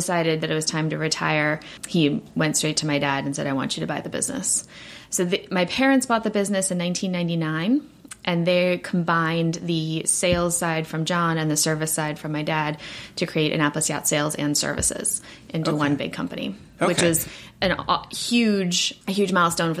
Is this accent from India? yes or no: no; South Africa; now in United States; So we're originally from South Africa, my family, and I started sailing probably when I was about 8 years old.